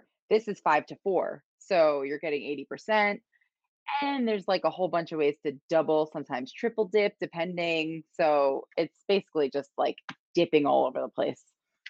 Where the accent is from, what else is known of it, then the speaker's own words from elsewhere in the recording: New York, United States; I'm from New York, so like I know sushi. Like I think Vegas, LA, and New York know their sushi.